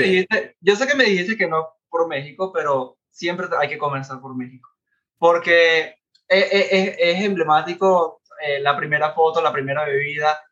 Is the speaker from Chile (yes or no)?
no; Venezuela; moved away as an adult; now in Orlando, United States; Yo vengo de Venezuela. Tengo aproximadamente viviendo en Orlando ya cuatro años.